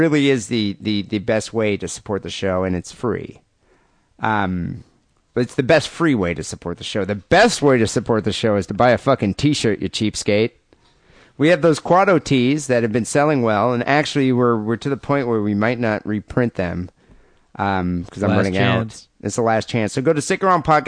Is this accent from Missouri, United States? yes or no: no; Michigan, United States; We're from Michigan.